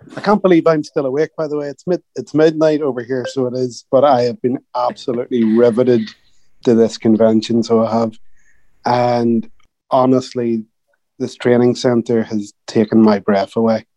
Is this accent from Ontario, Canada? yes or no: yes; Ontario, Canada; I'm from Ontario